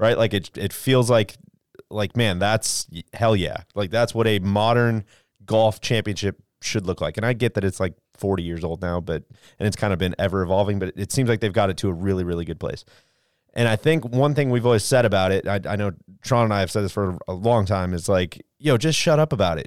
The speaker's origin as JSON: {"language": "English", "town": "Jacksonville", "region": "Florida", "country": "United States", "tie": "born or raised there", "said": "my hometown"}